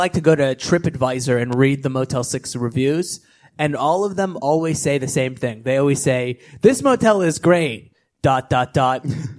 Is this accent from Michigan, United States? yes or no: no; Los Angeles, California, United States; I'm from Los Angeles